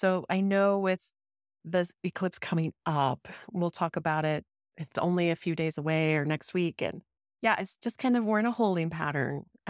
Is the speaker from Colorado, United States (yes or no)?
yes; Denver, Colorado, United States; And then also my connection to my home state, like Denver, where I grew up.